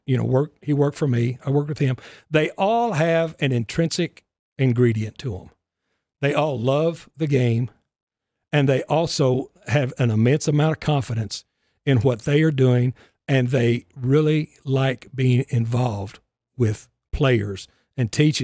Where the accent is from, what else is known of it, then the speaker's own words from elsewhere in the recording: West Texas, United States; also born or lived in Los Angeles / Arizona; now in Nashville, United States; I grew up in West Texas